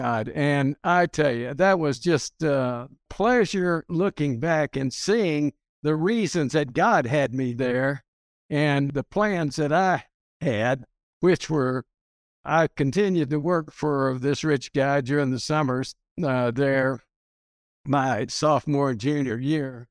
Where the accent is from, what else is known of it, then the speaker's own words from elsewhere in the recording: Hereford, Texas, United States; moved away as an adult; also born or lived in Carlsbad, New Mexico / Littlefield, Texas / Caracas, Venezuela; now in Houston, United States; I grew up in Hereford, Texas